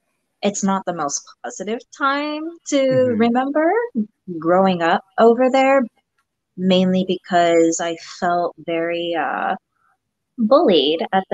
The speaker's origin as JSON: {"language": "English", "country": "Japan", "tie": "born or raised there", "first_language": "Japanese", "second_language": "English", "moved": "yes", "lives_now": "United States", "said": "growing up in Japan"}